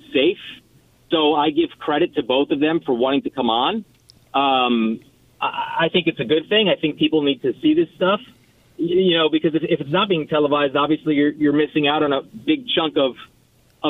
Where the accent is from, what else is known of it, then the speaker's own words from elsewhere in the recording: New York City, New York, United States; now in Indianapolis, United States; I grew up. I'm a New Yorker